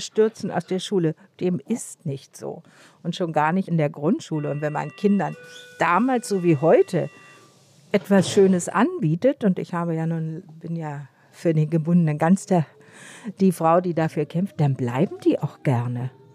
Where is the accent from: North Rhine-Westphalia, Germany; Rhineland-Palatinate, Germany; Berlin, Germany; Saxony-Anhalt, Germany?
Berlin, Germany; ich bin gebürtige Tempelhoferin und da habe ich natürlich meine Jugendzeit, Kindheit und Jugendzeit verbracht